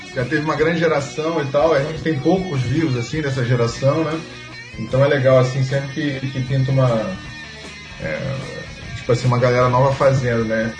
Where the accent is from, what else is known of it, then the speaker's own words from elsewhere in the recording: Rio de Janeiro, Brazil; de nascença mesmo e de coração eu sou carioca